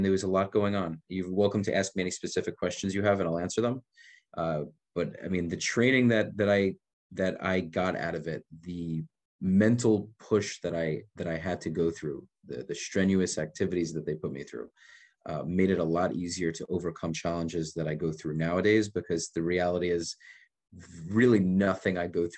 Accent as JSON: {"language": "English", "region": "New York", "country": "United States", "also_born_or_lived": "Israel", "moved": "yes", "lives_now": "Miami, United States", "said": "I'm originally from New York"}